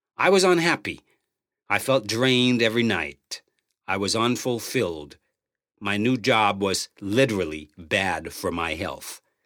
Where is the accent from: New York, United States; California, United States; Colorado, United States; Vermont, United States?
New York, United States; New York City; moved away as an adult; also born or lived in Los Angeles; growing up in New York City